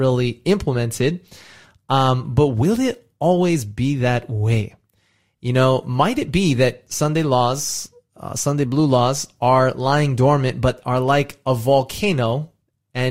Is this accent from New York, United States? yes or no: no; California, United States; moved away as an adult; now in Australia; my home state of California